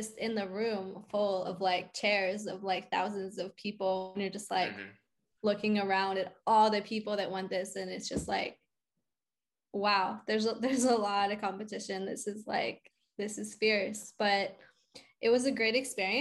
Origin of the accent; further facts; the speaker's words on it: outside of Philadelphia, Pennsylvania, United States; moved away as an adult; also born or lived in New York; now in Nashville, United States; I'm originally from outside of Philly.